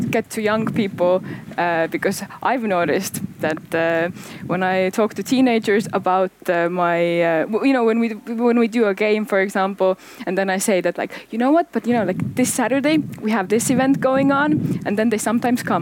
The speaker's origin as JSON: {"language": "English", "town": "Paide", "region": "Järva County", "country": "Estonia", "said": "I'm, I am actually from Paide, and uh, I returned. I was away for uh, like about ten years, uh, and I returned to Paide to work here as a cultural manager."}